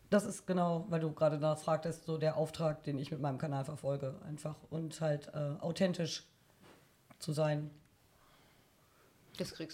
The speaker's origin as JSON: {"language": "German", "town": "Bielefeld", "region": "North Rhine-Westphalia", "country": "Germany", "said": "Ich komme tatsächlich aus Bielefeld."}